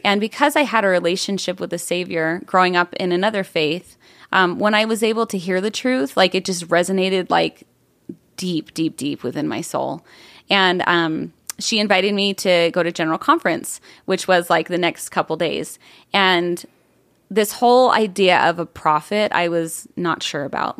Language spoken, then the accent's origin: English; Buffalo, New York, United States; now in Arizona, United States; I grew up in upstate New York, um, just outside of Buffalo